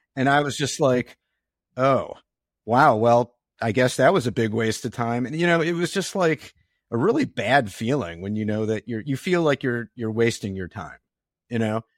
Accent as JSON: {"language": "English", "town": "Detroit", "region": "Michigan", "country": "United States", "tie": "born or raised there", "said": "I grew up in Detroit"}